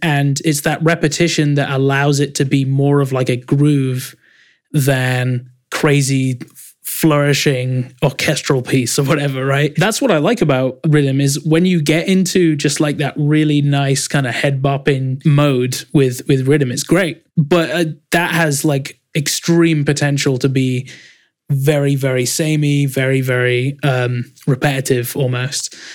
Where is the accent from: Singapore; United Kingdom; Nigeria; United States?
United Kingdom; Leeds, Yorkshire and the Humber; there's one in Leeds, my hometown, called Leeds College of Music